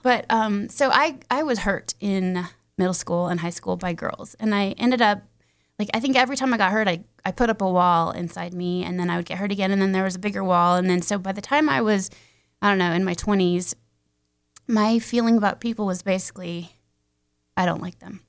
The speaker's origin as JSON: {"language": "English", "town": "Castle Rock", "region": "Colorado", "country": "United States", "tie": "born or raised there", "said": "I grew up mostly in Colorado, um, Castle Rock, Franktown area."}